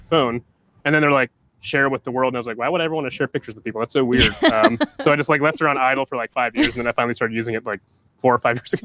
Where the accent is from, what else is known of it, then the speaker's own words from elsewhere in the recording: Columbus, Ohio, United States; when I grew up in Columbus